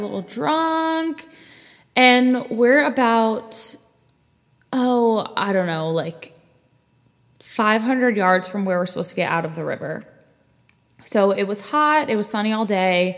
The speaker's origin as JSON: {"language": "English", "region": "Pennsylvania", "country": "United States", "tie": "born or raised there", "also_born_or_lived": "Raleigh, North Carolina", "moved": "as an adult", "said": "I am currently living back in my hometown, and I am staying at my mom's house"}